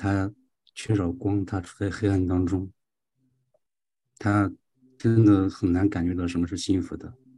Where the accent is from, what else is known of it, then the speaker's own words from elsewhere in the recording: China; 哦，我我我们我们中国人有一句话叫“人生不满百，常怀千岁忧”。